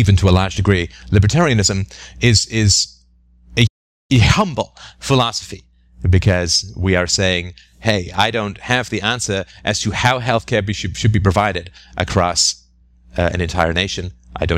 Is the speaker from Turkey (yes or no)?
no; England, United Kingdom; maybe it's because I grew up in England